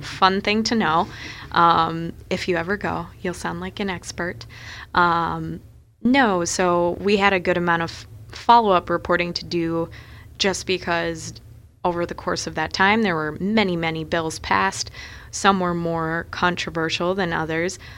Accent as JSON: {"language": "English", "town": "Minneapolis", "region": "Minnesota", "country": "United States", "tie": "born or raised there", "also_born_or_lived": "Chicago", "moved": "as an adult", "lives_now": "Sioux Falls, United States", "said": "growing up in Minneapolis, uh, we had the Star Tribune at our house every day"}